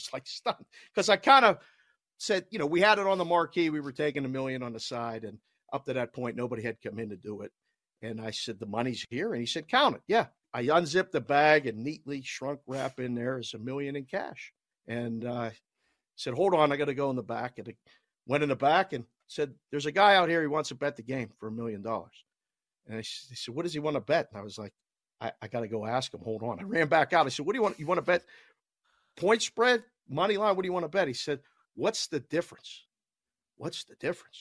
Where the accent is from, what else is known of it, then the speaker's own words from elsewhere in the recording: Pittsburgh, Pennsylvania, United States; moved away; also born or lived in Las Vegas; everybody knew that I was from Pittsburgh, and I maybe sound like it a little bit